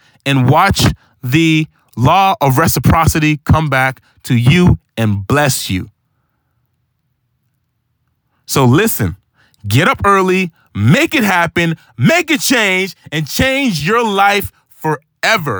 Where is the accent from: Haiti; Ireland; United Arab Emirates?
Haiti; moved away; I was born in Haiti